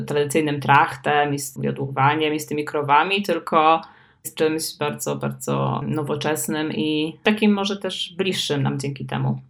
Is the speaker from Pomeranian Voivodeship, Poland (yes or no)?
yes; Słupsk, Pomeranian Voivodeship, Poland; ja się urodziłam w Słupsku